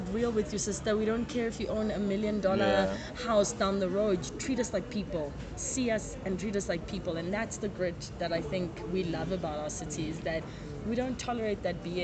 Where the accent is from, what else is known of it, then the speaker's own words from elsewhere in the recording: Durban, KwaZulu-Natal, South Africa; KZN, I was born in Tegwini